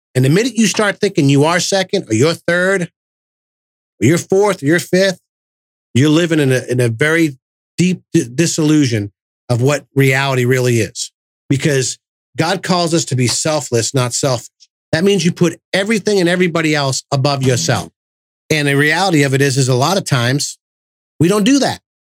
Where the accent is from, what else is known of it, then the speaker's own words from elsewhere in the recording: Massachusetts, United States; moved away; I'm from Massachusetts and, you know, we're loud and obnoxious up there